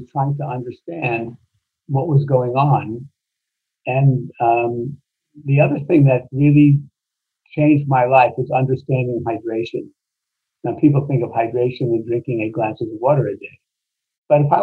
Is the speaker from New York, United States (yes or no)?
yes; New York, United States; moved away as an adult; also born or lived in Baghdad, Iraq / California; I grew up in New York